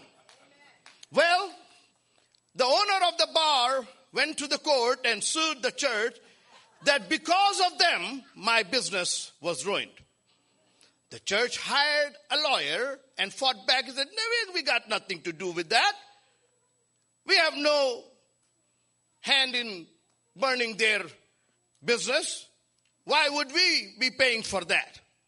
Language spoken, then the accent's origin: English; India; now in Los Angeles, United States; I was born and raised in India among the Hindus